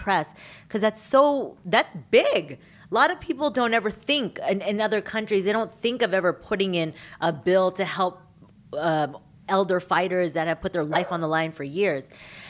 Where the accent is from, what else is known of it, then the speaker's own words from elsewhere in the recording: Philippines; I was able to ask about politics in the Philippines because I'm Filipino, so I can ask.